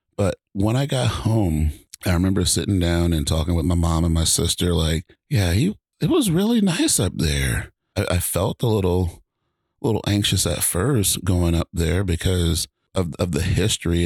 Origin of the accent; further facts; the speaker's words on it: Georgia, United States; now in Washington, United States; I grew up in Georgia. I live in Washington now.